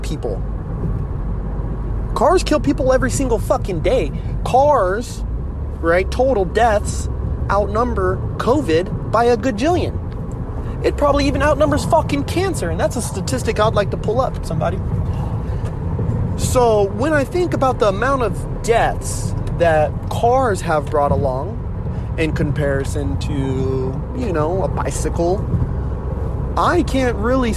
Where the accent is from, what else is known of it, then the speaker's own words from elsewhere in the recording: United States; I'm Native American